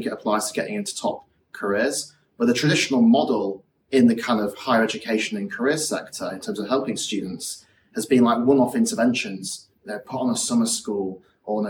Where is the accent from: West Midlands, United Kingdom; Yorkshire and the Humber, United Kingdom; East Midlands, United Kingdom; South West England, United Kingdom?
Yorkshire and the Humber, United Kingdom; moved away as an adult; also born or lived in Oxford; I grew up in West Yorkshire